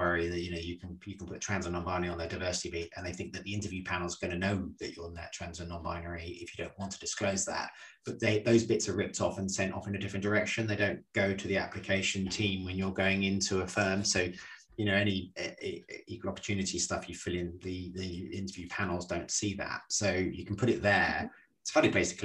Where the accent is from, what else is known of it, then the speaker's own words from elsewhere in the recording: Ireland; I'm Irish